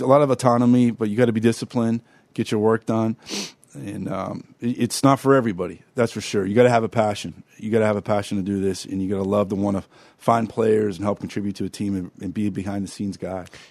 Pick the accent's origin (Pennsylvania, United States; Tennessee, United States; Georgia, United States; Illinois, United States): Pennsylvania, United States; Pittsburgh; growing up in Pittsburgh